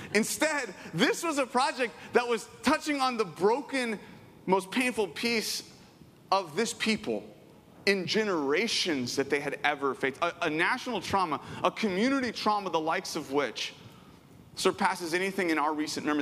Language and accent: English; Southern California, United States; I grew up in Southern California my whole life.